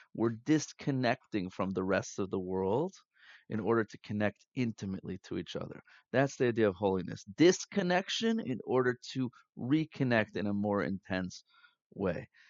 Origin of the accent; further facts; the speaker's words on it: United States; growing up in America, in the Western world